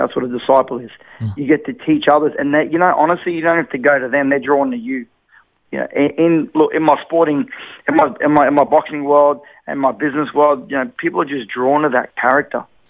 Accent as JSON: {"language": "English", "town": "Brisbane", "region": "Queensland", "country": "Australia", "tie": "born or raised there", "said": "Born and raised in Brisbane."}